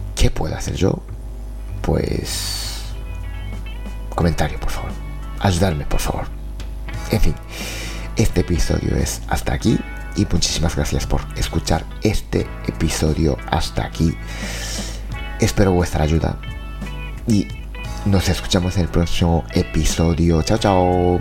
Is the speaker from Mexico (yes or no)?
no; Japan; Spanish is a second language; moved away; soy de Japón